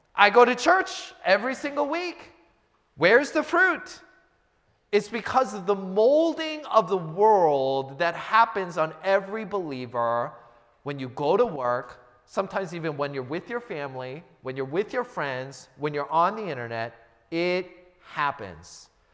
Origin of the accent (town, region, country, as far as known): United States